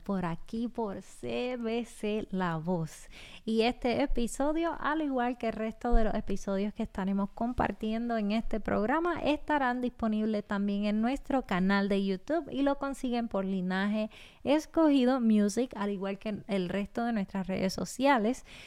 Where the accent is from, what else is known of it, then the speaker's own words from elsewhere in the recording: Puerto Rico; nacida y criada en Puerto Rico